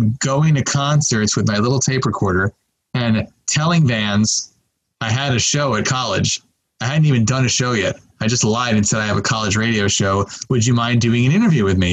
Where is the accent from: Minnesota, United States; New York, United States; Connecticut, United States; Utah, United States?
New York, United States; Long Island; moved away; growing up on Long Island, I loved watching MTV and I loved music.